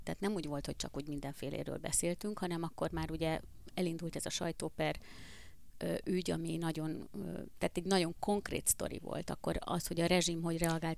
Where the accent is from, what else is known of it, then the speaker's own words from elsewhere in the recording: Hungary; also born or lived in Budapest; amikor én egyébként vidékiként Budapestre kerültem tanulni